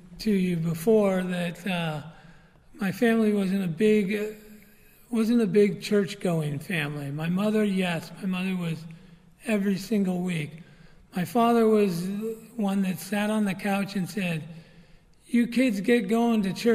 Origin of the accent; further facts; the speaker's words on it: San Francisco Bay Area, Marin County, California, United States; now in Glen Rock, United States; I grew up in the San Francisco Bay Area, Marin County